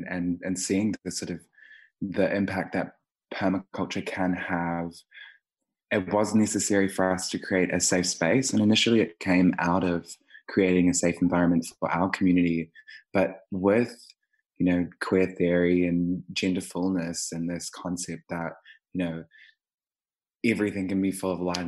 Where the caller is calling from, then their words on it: Melbourne, Victoria, Australia; My pronouns are they, them, and I'm calling in from Wurundjeri country, so-called Melbourne, on stolen lands as well.